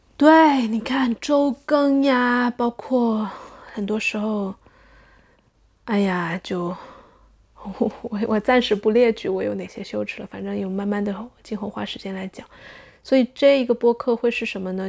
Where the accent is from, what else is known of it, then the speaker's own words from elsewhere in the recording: Sichuan, China; moved away as an adult; now in Netherlands; 作为一个中国人，一个四川人，是从小，从小吃回锅肉长大的人呀